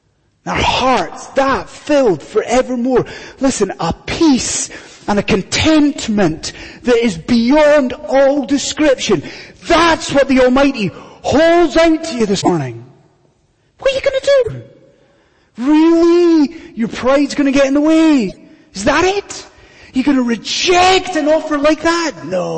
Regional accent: Scotland, United Kingdom; I've done it once, and as a Scottish Highlander, I withered.

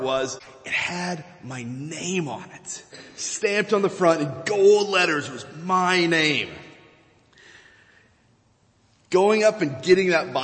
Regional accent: Virginia, United States; moved away; In the church where I grew up back in Virginia

